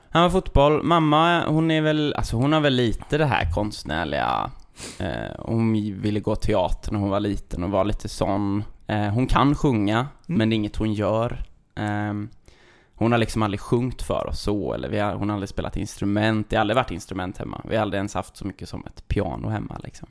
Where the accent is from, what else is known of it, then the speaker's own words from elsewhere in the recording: Sjövik, Sweden; moved away as an adult; also born or lived in Stockholm; now in Gothenburg, Sweden; jag flyttade ju från Sjövik eh, när jag tog studenten och flyttade till Stockholm.